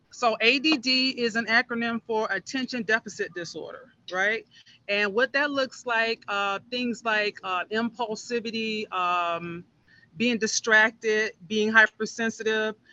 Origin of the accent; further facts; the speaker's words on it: Miami Gardens, Florida, United States; I grew up in Miami Gardens. I'm, I'm a product of this community